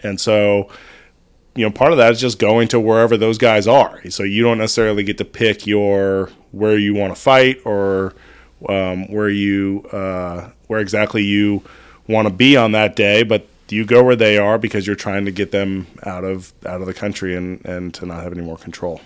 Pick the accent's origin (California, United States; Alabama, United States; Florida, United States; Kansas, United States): California, United States; Northern; I grew up in Northern California